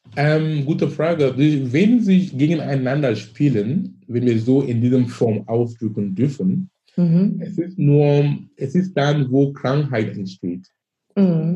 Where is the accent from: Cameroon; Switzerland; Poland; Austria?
Cameroon; German is a second language; moved away as an adult; now in Germany; ich komme aus Afrika, ich komme aus Kamerun, ich bin gebürtig aus Kamerun.